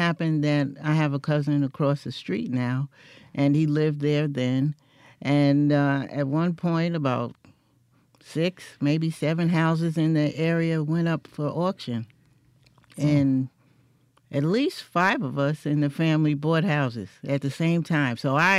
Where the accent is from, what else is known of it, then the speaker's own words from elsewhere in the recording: New York City, New York, United States; moved away as an adult; also born or lived in Meridian, Mississippi; now in Mississippi, United States; Actually, I was born right in Manhattan in New York City. And I've lived in all the boroughs except Staten Island. But my mother was from Meridian.